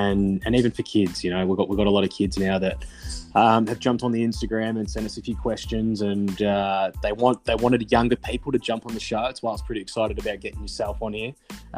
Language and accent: English; Geelong, Victoria, Australia; now in Sunshine Coast, Australia; I'm originally from Geelong, mate. I'm a Geelong fella.